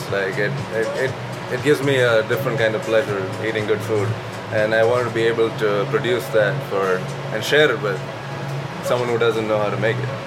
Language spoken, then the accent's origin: English; Kerala, India; moved away as an adult; now in Las Vegas, United States; I'm from uh, Kerala. It's uh, the southernmost state in India